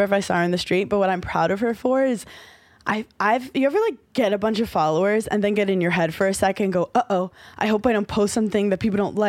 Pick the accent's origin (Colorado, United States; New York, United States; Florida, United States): New York, United States; New York City; as a New Yorker